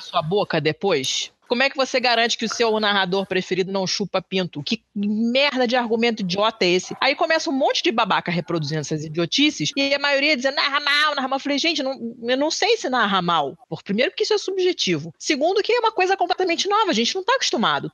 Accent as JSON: {"language": "Portuguese", "region": "Rio de Janeiro", "country": "Brazil", "said": "eu sou carioca"}